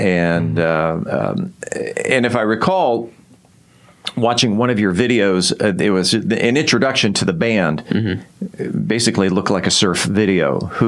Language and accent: English; San Diego, California, United States; Growing up in San Diego, I remember when I was about your age, probably closer to Caden's age, 15, I would take the express bus number 7